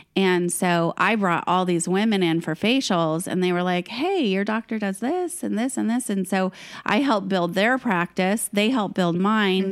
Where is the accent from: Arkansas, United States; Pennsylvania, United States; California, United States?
California, United States; Fresno; I grew up in Fresno, which is this tiny little town, well, not tiny